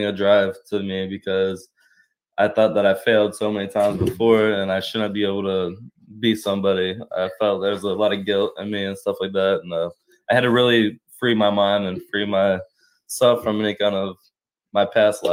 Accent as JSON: {"language": "English", "town": "Cincinnati", "region": "Ohio", "country": "United States", "said": "I'm from Cincinnati"}